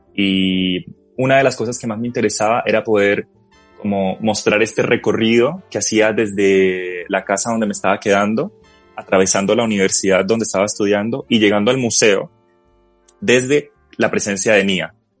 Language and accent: Spanish; Colombia; moved away as an adult; now in Chile; quería que me reconocieran como colombiano